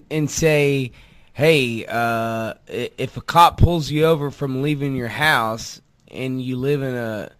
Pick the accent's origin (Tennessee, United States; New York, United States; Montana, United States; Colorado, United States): Tennessee, United States; Memphis; I grew up in Raleigh, Memphis, Tennessee.